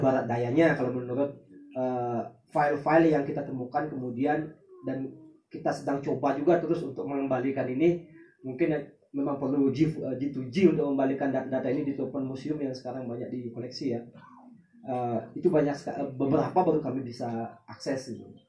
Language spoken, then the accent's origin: Indonesian; Batur village, Bali, Indonesia